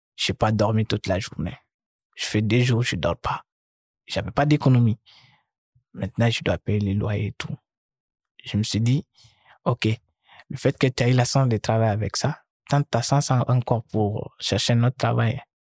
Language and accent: French; Mali; moved away as an adult; also born or lived in Gao / Bamako; now in France; Chez nous, au Mali